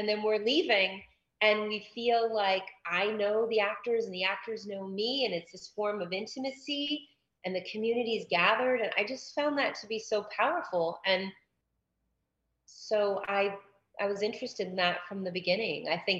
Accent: Massachusetts, United States; now in Los Angeles, United States; I grew up in Massachusetts

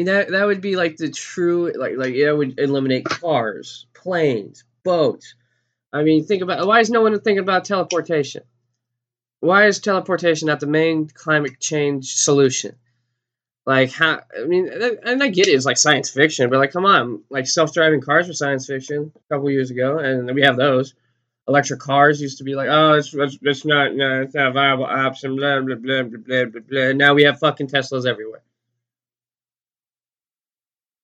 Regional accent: Texas, United States; I'm from Texas, and I don't think I have an accent.

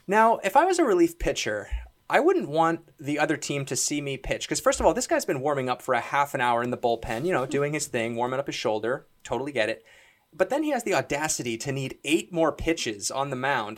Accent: Toronto, Ontario, Canada; Mike and I are both, we're both from Toronto

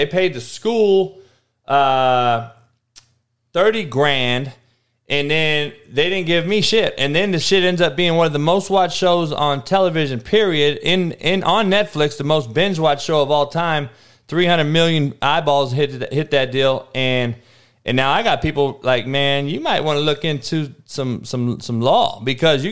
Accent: Cypress, California, United States; where I grew up out here in Cyprus

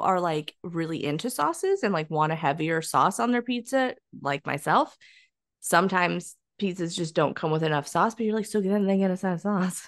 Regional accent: California, United States; us being a Californian

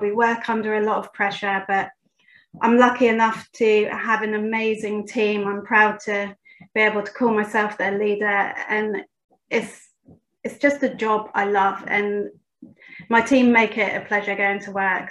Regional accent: United Kingdom; I'm from Great Britain

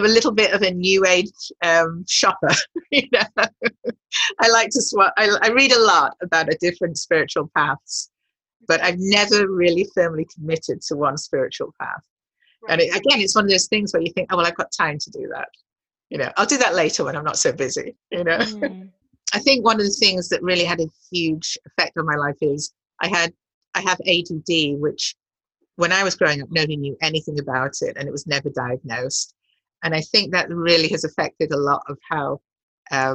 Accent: Manchester, North West England, United Kingdom; I grew up in Manchester, which is a very grey, cold, industrial city

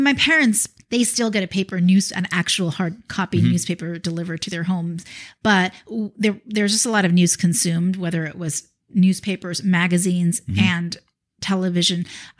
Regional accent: Irvine, California, United States; moved away as an adult; also born or lived in New York / North Jersey / Philadelphia; I grew up in Orange County.

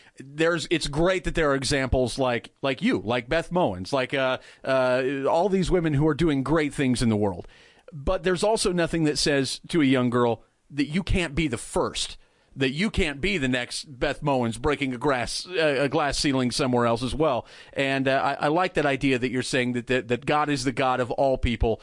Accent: Midwest, United States; now in Dallas, United States; I come from the Midwest

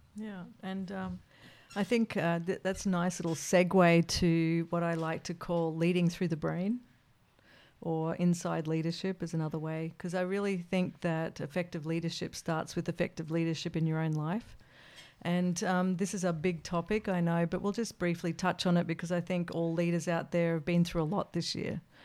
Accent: Australia; as an Australian

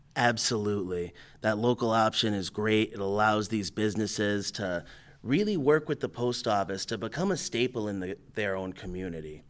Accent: Wethersfield, Connecticut, United States; also born or lived in Hartford, Connecticut / East Hartford, Connecticut; I was, uh, born and raised in Weathersfield

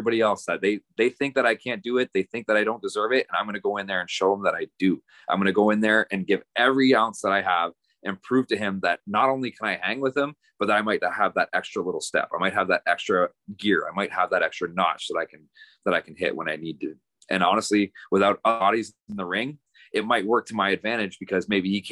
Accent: Destruction Bay, Yukon, Canada; I'm from Destruction Bay, Yukon

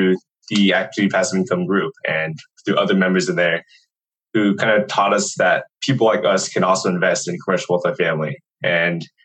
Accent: Redondo Beach, California, United States; moved away; I was originally from Redondo Beach, California

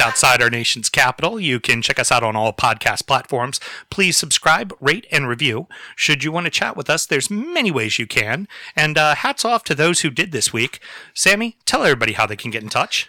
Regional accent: United States; as the red-blooded Americans we are

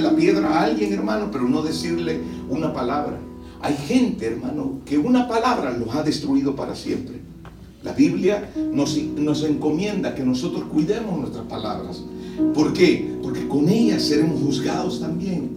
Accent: El Salvador; now in Maryland, United States; Yo soy del país del Salvador

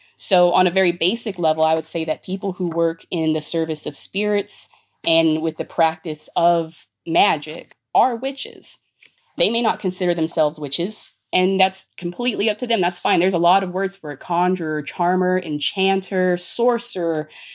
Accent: Los Angeles, California, United States; I grew up in East LA in the early 90s.

